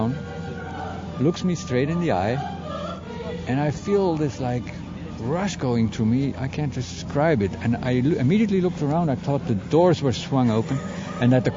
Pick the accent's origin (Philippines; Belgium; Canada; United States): Belgium; I am from Belgium